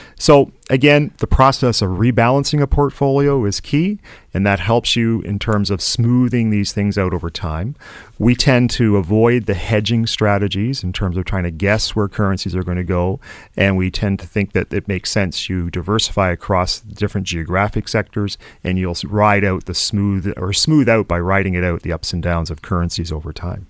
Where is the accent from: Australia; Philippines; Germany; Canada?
Canada; a Canadian investor